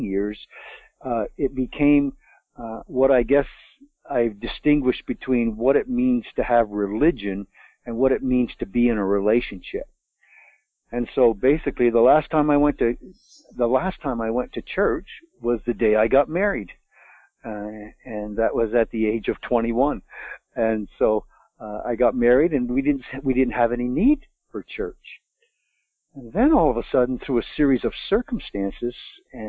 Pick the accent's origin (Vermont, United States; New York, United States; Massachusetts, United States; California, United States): Vermont, United States; I'm a Vermonter. I was born in Vermont, raised in Vermont